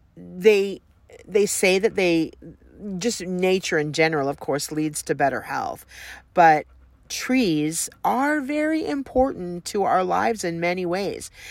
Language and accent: English; Southern California, United States; I grew up in Southern California